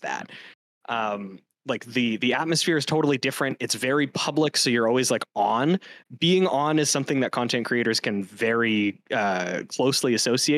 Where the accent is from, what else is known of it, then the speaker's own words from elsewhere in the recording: Canada; as a Canadian